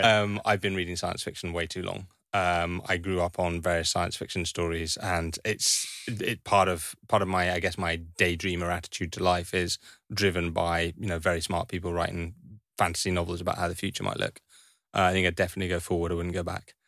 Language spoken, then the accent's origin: English; Highlands of Scotland, United Kingdom; I grew up in Highlands of Scotland